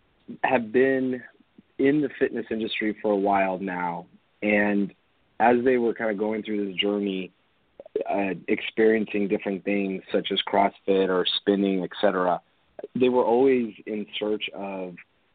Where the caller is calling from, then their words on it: California, United States; I'm calling here from Orange County in our corporate offices.